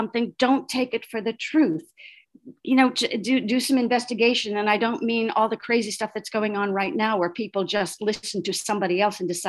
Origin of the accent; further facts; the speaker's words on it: Iowa, United States; also born or lived in Denver, Colorado; I was born in Colorado. So we lived in Denver till I was five and then moved to Iowa